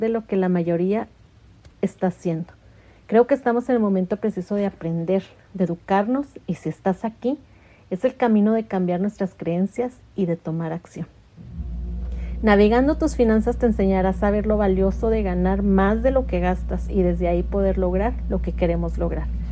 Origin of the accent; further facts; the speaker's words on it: Mexico; moved away as an adult; now in United States; soy mexicana y radico en Estados Unidos ya desde hace 22 años